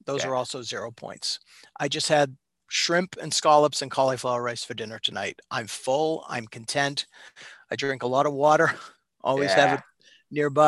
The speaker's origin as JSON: {"language": "English", "town": "Reading", "region": "Massachusetts", "country": "United States", "tie": "born or raised there", "said": "I grew up in Reading, Mass. My whole life"}